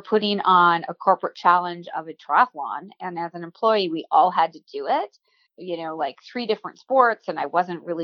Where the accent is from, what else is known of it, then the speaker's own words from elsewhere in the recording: Waukesha, Wisconsin, United States; I grew up in Waukesha, Wisconsin